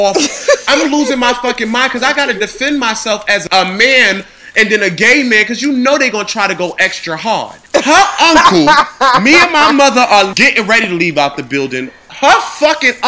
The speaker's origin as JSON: {"language": "English", "town": "New York City", "region": "New York", "country": "United States", "tie": "born or raised there", "said": "born and raised in Harlem, New York"}